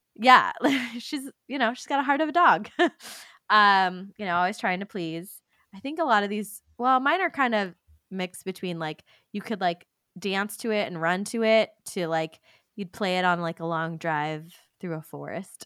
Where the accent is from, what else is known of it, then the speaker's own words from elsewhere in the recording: California, United States; we're from California